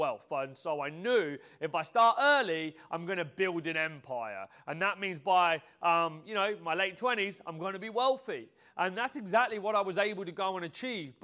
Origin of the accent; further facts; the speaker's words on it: Peterborough, East of England, United Kingdom; I was born in Peterborough. I started off my life in this modest terraced house